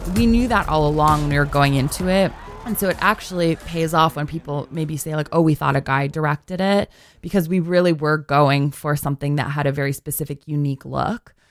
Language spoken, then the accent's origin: English; Alberta, Canada; moved away as an adult; now in New York, United States; So I grew up in Alberta and I was going to school in Edmonton